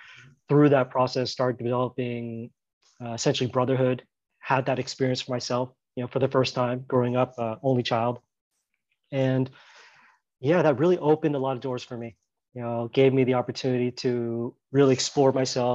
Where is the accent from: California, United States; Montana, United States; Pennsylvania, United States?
California, United States; Southern; moved away as an adult; now in Thailand; I grew up in Southern California